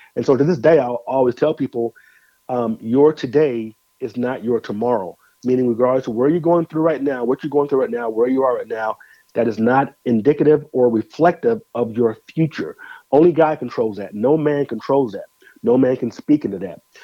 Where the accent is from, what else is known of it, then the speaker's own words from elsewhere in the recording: Denver, Colorado, United States; also born or lived in Moline, Illinois; now in Nashville, United States; born in Illinois Moline grew up in Denver, Colorado, and currently reside uh, in Nashville, Tennessee